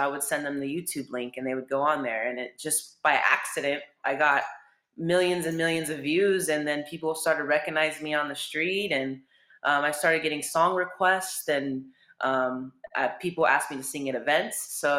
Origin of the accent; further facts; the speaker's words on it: Mira Mesa, California, United States; Mira Mesa. I had a great childhood, although school wasn't very fun for me